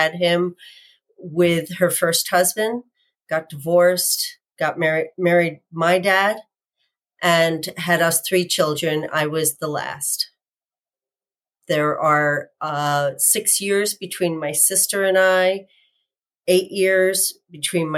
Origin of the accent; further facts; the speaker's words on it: upstate New York, United States; I'm from upstate New York, a small city in upstate New York, north of Albany